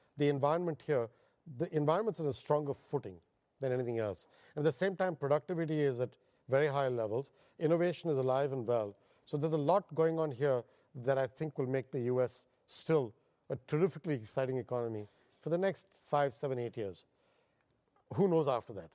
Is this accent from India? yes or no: yes; India; moved away as an adult; now in United States; I'm Indian by birth, and I was educated there. I have no education overseas